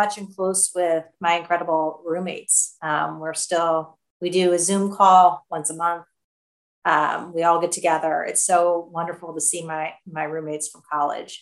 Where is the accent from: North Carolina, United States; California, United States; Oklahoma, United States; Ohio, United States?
Ohio, United States; Cleveland; I grew up in Cleveland, Ohio.